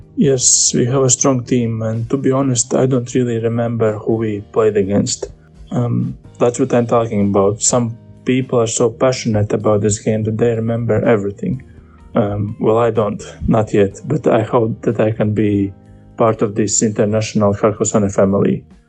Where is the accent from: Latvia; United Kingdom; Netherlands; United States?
Latvia; we are both from Latvia